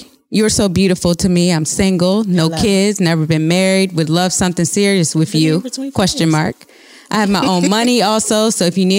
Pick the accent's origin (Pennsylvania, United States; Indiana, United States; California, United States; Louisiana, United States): Louisiana, United States; New Orleans; I'm from New Orleans.